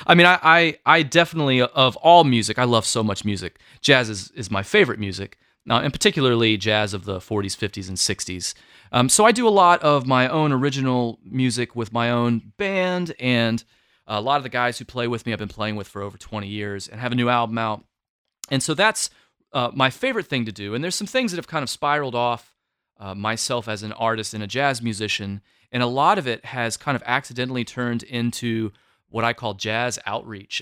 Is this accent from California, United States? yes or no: no; Florence, South Carolina, United States; moved away; where I grew up in Florence, South Carolina